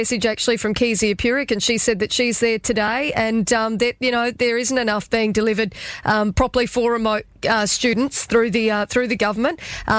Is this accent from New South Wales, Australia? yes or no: no; Mount Isa, Queensland, Australia; I grew up in Mount Isa